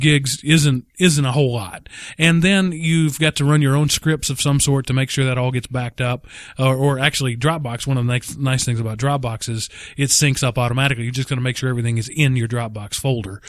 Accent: Texas, United States; we're from Texas

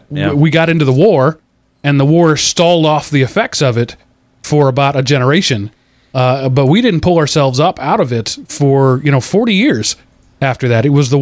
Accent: United States; as an American

